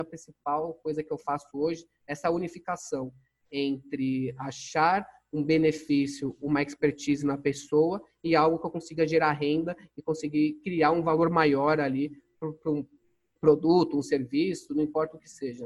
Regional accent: São Paulo, Brazil; eu nasci em São Paulo, eu sou da Moca, sou paulista, minha infância foi bem tranquila

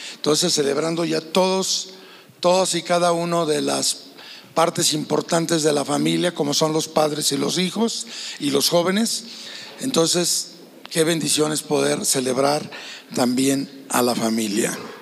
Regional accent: Guadalajara, Jalisco, Mexico; Nosotros somos de Guadalajara, Jalisco

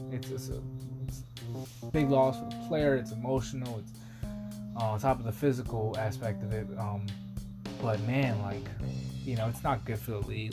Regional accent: Washington area, Maryland, United States; moved away; also born or lived in New York; I actually moved to the Washington area. I actually lived and grew up like 10, 15 minutes away from the actual, from FedEx Stadium where Washington plays

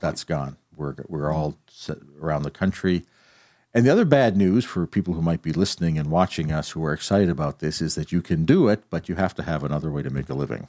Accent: Calgary, Alberta, Canada; moved away as an adult; now in Kingston, Canada; I grew up in Calgary, where my family is, but I came to Queens.

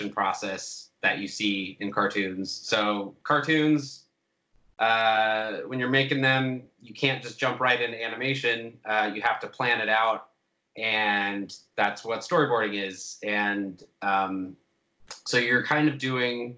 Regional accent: Orange County, California, United States; moved away as an adult; also born or lived in Portland, Oregon; now in Los Angeles, United States; I'm from Orange County, and then I moved to Portland

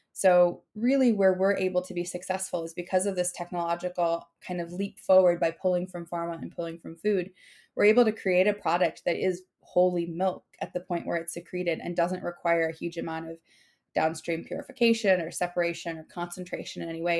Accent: Minnesota, United States; moved away; I'm from Minnesota

